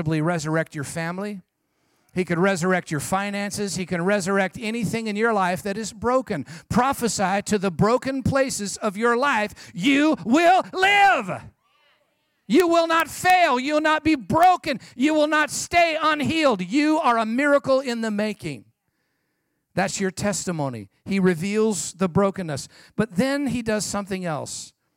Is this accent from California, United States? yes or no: yes; San Jose, California, United States; I'm from San Jose, California, as Pastor John mentioned